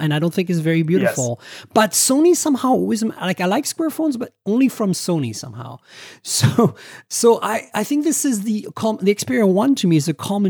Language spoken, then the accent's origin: English; Canada; No, I'm okay with XZ. I'm Canadian. I can do Z.